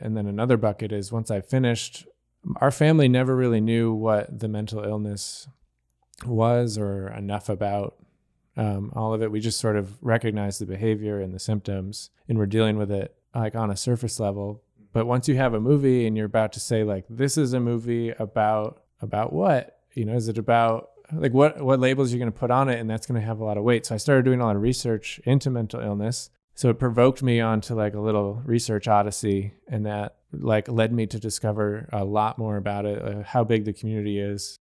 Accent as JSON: {"language": "English", "town": "Gerry", "region": "New York", "country": "United States", "tie": "born or raised there", "lives_now": "Buffalo, United States", "said": "in my hometown, which is Gary, New York"}